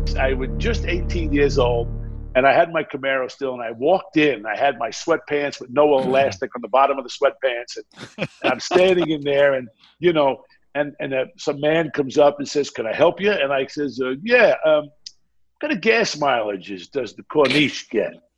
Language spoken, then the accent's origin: English; Baldwin, New York, United States; also born or lived in Brooklyn, New York; first of all, I was born in Brooklyn, New York. I was raised in Baldwin, Strong Island